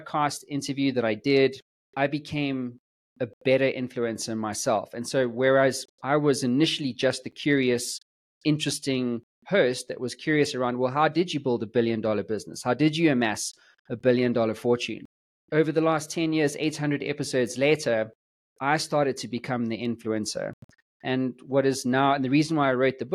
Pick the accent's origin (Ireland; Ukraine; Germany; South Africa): South Africa; I'm from South Africa